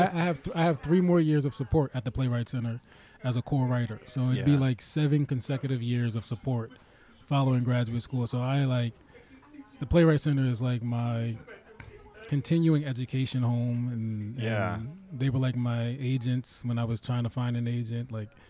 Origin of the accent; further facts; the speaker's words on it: Plainfield, New Jersey, United States; also born or lived in Minneapolis; I'm from New Jersey. Oh. Yeah, Plainfield, New Jersey.